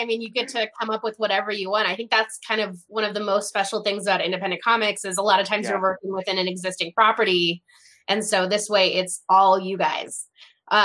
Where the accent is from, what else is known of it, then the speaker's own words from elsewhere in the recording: California, United States; accent: Californian; I probably sound super Californian.